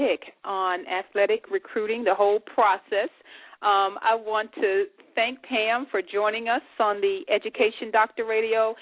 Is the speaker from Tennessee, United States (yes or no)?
yes; Memphis, Tennessee, United States; now in Dayton, United States; Memphis, my hometown